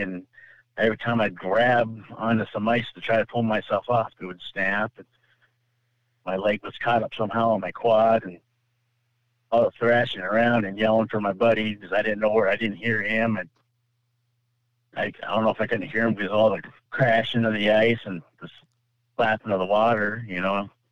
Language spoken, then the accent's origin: English; California, United States; now in Michigan, United States; I'm from California originally, moved to Michigan